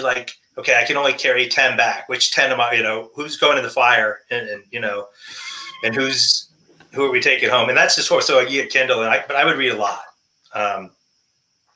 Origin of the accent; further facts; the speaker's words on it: New Hampshire, United States; moved away as an adult; I grew up in New Hampshire